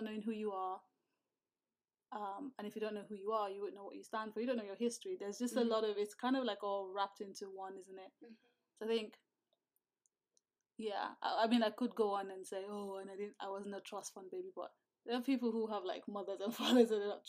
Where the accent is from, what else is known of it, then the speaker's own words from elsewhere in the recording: Nigeria; moved away; growing up as a Nigerian